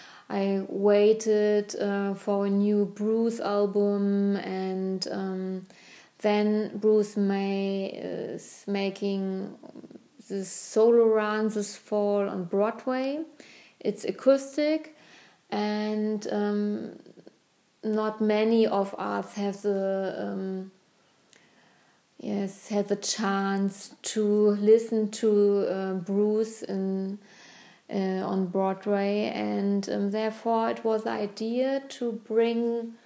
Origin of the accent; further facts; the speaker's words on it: Berlin, Germany; because Berlin is my hometown, and therefore I'm